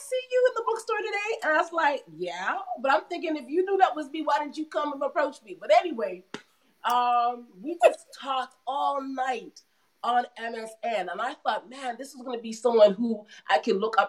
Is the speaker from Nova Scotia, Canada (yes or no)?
no; Mississauga, Ontario, Canada; also born or lived in Toronto, Canada / Brampton, Canada; So I spent a lot of my years, middle school, high school in Mississauga